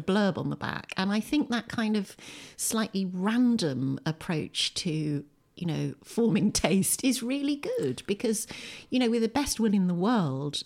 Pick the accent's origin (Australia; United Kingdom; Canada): United Kingdom; Windsor, South East England; moved away as an adult; also born or lived in Bradford, West Yorkshire; now in Lewes, United Kingdom; I was born in Windsor, in Berkshire, in nineteen sixty-two. And, uh, I grew up in Windsor